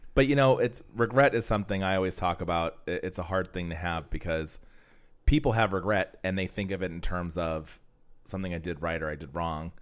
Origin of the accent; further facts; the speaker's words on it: Pennsylvania, United States; moved away; I'm from Pennsylvania